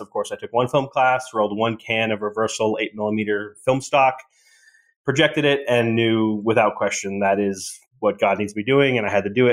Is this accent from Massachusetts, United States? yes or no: yes; Boston, Massachusetts, United States; moved away; my hometown in Boston